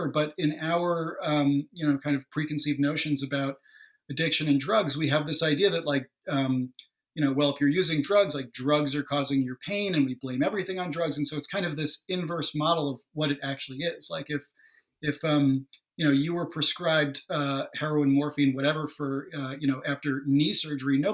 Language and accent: English; New York suburbs, United States; I'm from New York, but, in the suburbs, like, half an hour or so outside of the city